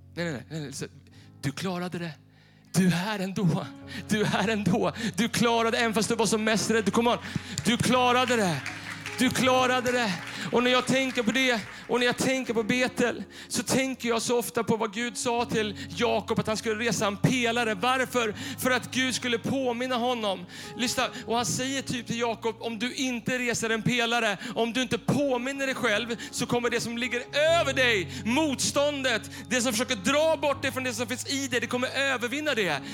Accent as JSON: {"language": "Swedish", "town": "Bollnäs", "region": "Gävleborg County", "country": "Sweden", "tie": "born or raised there", "moved": "yes", "said": "vi satt hemma i Bollnäs hos mina föräldrar"}